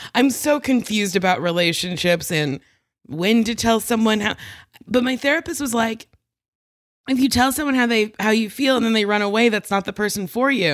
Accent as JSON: {"language": "English", "town": "Middletown", "region": "New Jersey", "country": "United States", "tie": "born or raised there", "also_born_or_lived": "New York", "moved": "yes", "lives_now": "Los Angeles, United States", "said": "Middletown. So, Monmouth County"}